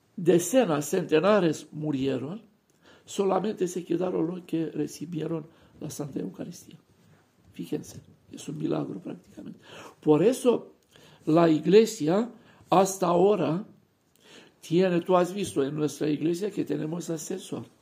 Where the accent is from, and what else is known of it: Romania; Spanish is a second language; moved away as an adult; now in Barcelona, Spain